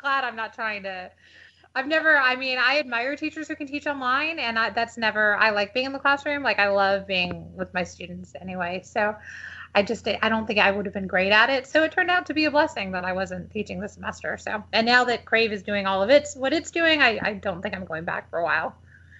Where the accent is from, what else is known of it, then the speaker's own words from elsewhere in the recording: San Diego, California, United States; moved away as an adult; also born or lived in Detroit, Michigan / Los Angeles, California / Texas; now in Austin, United States; I grew up in San Diego, which is where Grace is from